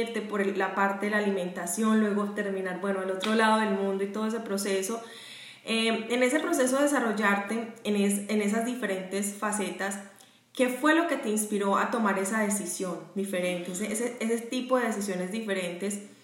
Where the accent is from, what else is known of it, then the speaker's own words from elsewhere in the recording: Medellín, Antioquia, Colombia; now in Jacksonville, United States; yo estoy en Jacksonville, Florida, pero también soy de Medellín